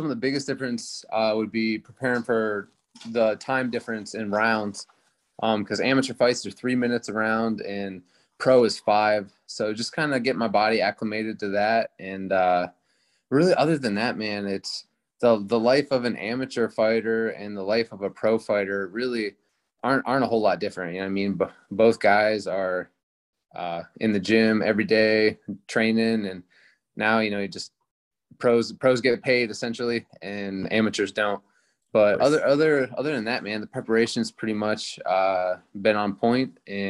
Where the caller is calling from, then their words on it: Woodland, California, United States; I'm in Woodland, California.